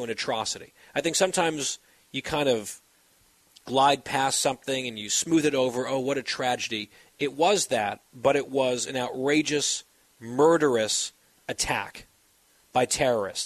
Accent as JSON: {"language": "English", "region": "New York area", "country": "United States", "tie": "born or raised there", "said": "growing up in the New York area"}